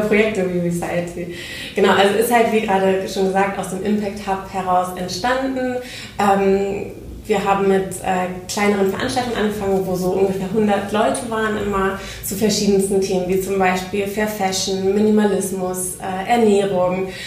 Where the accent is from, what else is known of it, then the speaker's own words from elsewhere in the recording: Oldenburg, Lower Saxony, Germany; moved away as an adult; also born or lived in Netherlands / Spain; now in Hamburg, Germany; komme ursprünglich aus Oldenburg